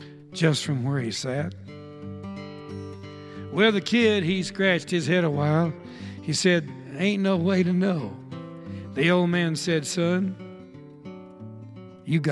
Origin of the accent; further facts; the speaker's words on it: Texas, United States; I'm from Texas.